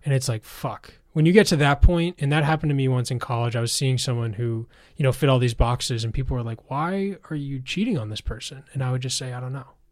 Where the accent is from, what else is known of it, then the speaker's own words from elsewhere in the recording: outside of Boston, Massachusetts, United States; I grew up outside of Boston